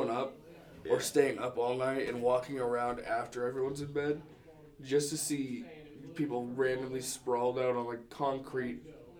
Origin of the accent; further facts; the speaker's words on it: Illinois, United States; moved away; my buddies come down from Illinois, from my hometown.